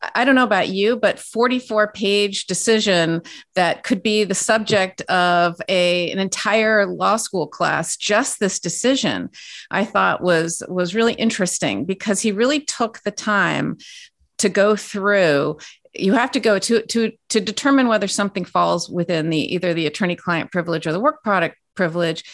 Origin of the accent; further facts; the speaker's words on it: California, United States; I'm from California, born and raised